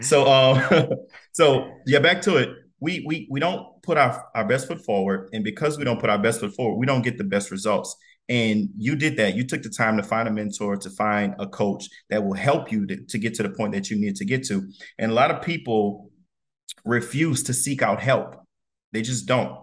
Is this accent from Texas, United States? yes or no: no; Donaldsonville, Louisiana, United States; we, we both from Louisiana, South Louisiana. I'm from Donaldsonville